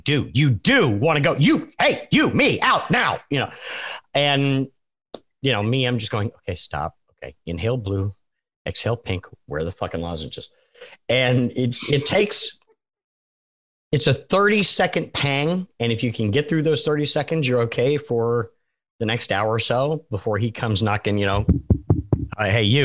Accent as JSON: {"language": "English", "region": "New England", "country": "United States", "tie": "born or raised there", "said": "I learned how to drive in New England"}